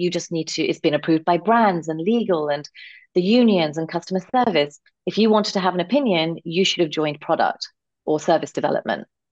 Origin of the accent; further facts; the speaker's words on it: London, United Kingdom; born and raised in London, England, to um, as part of a conservative Indian family